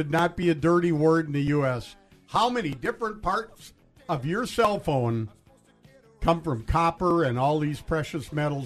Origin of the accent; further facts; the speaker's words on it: Duluth, Minnesota, United States; now in Hermantown, United States; I was raised in the zip code 55807